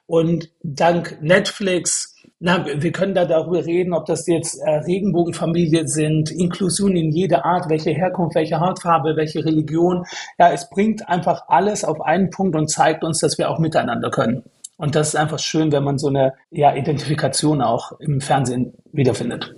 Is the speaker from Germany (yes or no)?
yes; Stuttgart, Baden-Württemberg, Germany; moved away as an adult; now in Berlin, Germany; aus Stuttgart, aus dem Schwabeländle